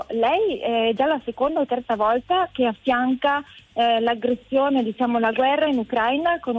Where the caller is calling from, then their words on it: Ferrara, Emilia-Romagna, Italy; Io sono di Ferrara.